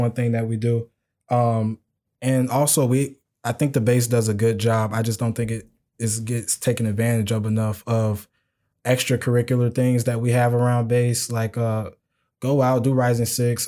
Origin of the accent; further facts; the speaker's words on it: Chicago, Illinois, United States; moved away; I'm from Chicago